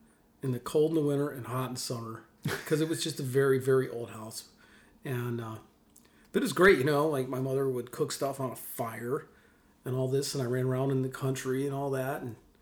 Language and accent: English; Mississippi, United States; also born or lived in Williamsport, Pennsylvania / New York; They were living in New York, and both my parents are from Mississippi. And so I lived in New York till I was about 7 or 8. And then we moved back to Mississippi.